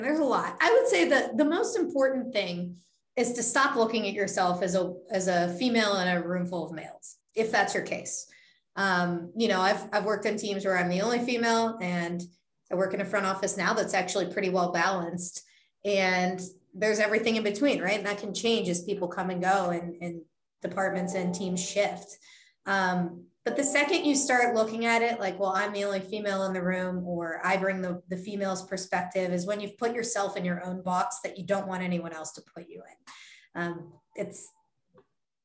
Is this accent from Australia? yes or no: no; Youngstown, Ohio, United States; moved away; also born or lived in Columbus, Ohio / Minnesota; I'm from Northeast Ohio. I'm from about an hour and a half away from Cleveland. I'm from Youngstown